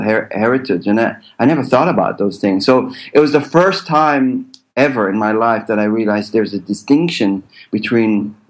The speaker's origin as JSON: {"language": "English", "country": "United States", "tie": "born there", "said": "So having a dual citizenship, because remember, I was born in the States"}